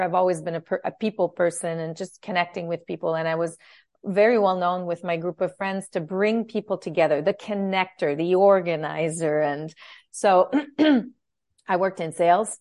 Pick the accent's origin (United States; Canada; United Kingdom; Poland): Canada; Ottawa, Ontario; moved away as an adult; also born or lived in Timmins, Ontario / Montreal; I grew up in, in Ottawa